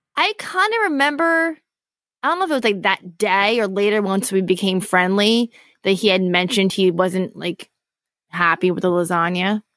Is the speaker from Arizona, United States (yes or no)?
no; Poconos, Pennsylvania, United States; I grew up in the Poconos